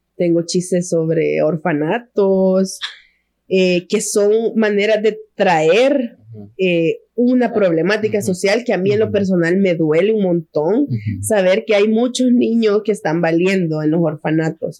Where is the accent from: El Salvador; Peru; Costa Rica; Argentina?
El Salvador; somos tres, tres mujeres salvadoreñas